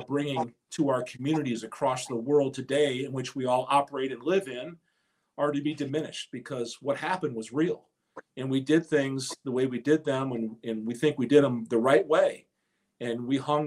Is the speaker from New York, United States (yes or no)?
no; Texas, United States; moved away as an adult; also born or lived in Michigan; I was a kid from Texas, but I had roots here in Michigan.